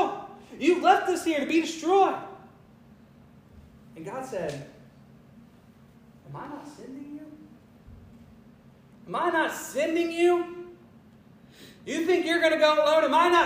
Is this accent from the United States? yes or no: yes; Spartanburg, South Carolina, United States; also born or lived in Clifton, South Carolina; I'm from the smallest tribe. I'm from Spartanburg, South Carolina. I'm from Calpin, South Carolina. I'm from Clifton, South Carolina.